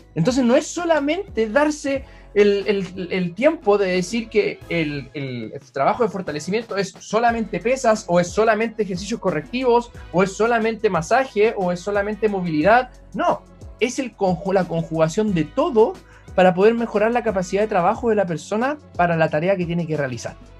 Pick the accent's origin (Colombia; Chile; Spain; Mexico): Chile; todos los chilenos